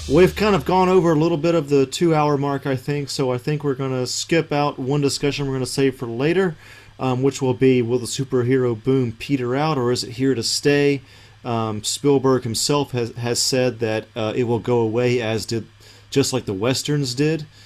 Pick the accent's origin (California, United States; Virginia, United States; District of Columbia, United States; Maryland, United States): California, United States; Los Angeles; from Los Angeles.